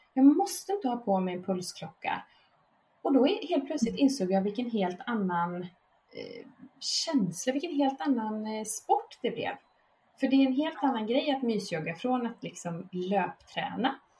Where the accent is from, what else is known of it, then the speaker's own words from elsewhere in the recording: Vara, Västra Götaland, Sweden; moved away as an adult; now in Båstad, Sweden; inte från Båstad, jag bor i Båstad nu, men jag är från Slätta, från Varaslätta